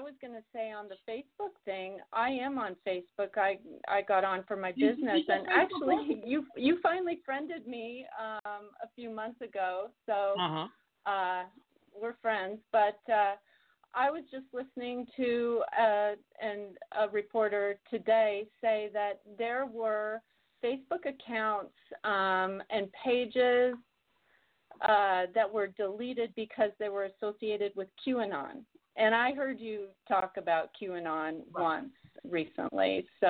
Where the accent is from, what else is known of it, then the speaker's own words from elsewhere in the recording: Ireland; So, I'm an Irish girl, so you know, I'm a little bit out of your crowd